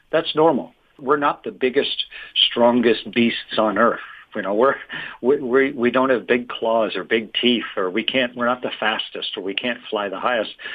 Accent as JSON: {"language": "English", "country": "Canada", "said": "I'm from Canada"}